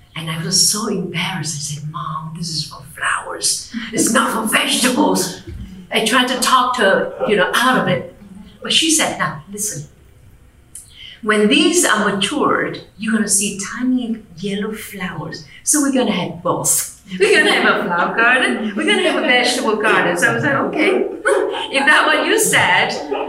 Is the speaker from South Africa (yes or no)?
no; Vietnam; English is a second language; I was born and raised in Vietnam.